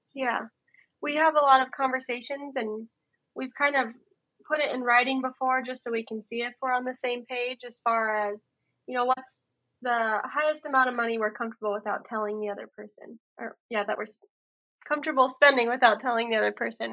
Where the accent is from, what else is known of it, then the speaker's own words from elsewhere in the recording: Colorado, United States; now in Iowa, United States; I'm from Colorado originally